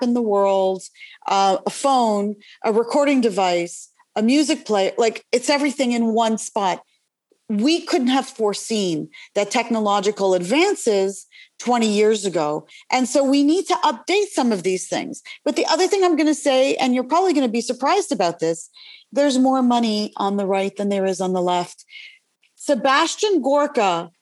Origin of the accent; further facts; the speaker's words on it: Canada; now in United States; I'm originally from Canada